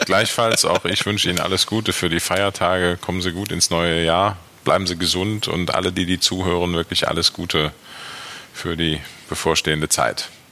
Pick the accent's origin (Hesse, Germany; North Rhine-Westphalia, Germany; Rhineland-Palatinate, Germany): North Rhine-Westphalia, Germany; Aachen; now in Düsseldorf, Germany; ich bin ja gebürtig aus Aachen, also von daher weder Köln noch Düsseldorf, aber ich würde Düsseldorf immer als meine Heimat bezeichnen